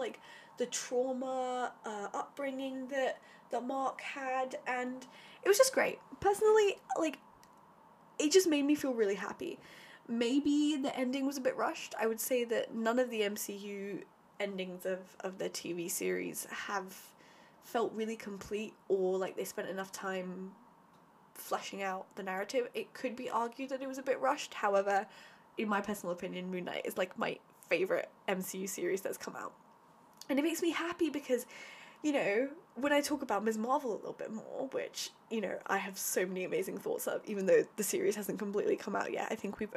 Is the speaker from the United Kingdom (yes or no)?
yes; United Kingdom; growing up as an Indian, like a British Indian